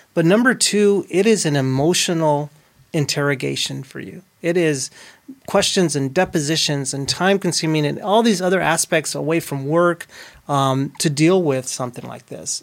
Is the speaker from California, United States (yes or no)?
no; Fort Stockton, Texas, United States; also born or lived in Odessa, Texas; I grew up in Fort Stockton, but I was born in Odessa, Texas